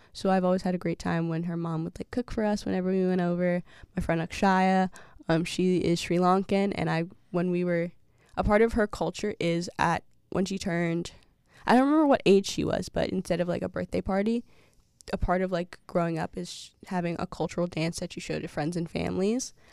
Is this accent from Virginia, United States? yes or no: no; Massachusetts, United States; as an African-American person growing up in Massachusetts